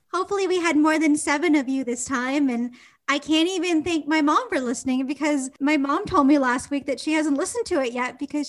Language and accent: English; Kitchener, Ontario, Canada; now in Toronto, Canada; I'm from Kitchener.